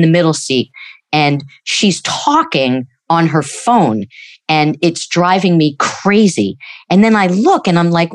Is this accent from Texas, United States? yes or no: no; New York, United States; moved away; we're originally from New York